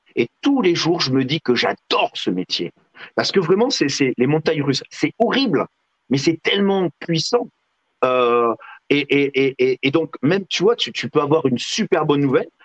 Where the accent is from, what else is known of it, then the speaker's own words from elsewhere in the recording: Figeac, Occitania, France; je viens de Figeac